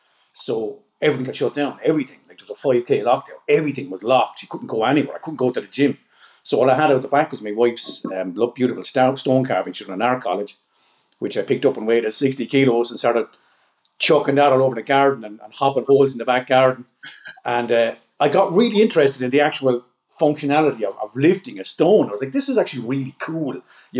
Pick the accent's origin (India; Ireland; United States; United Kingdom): Ireland; So, I mean, I was raised as an Irishman on stories of Fionn MacCool and the Fianna. I mean, this was taught to us in school. This is part of our culture.